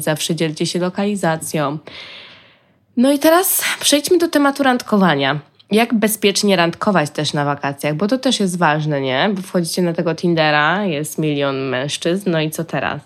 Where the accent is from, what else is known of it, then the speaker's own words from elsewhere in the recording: Poland; jesteś sama, Polką, za granicą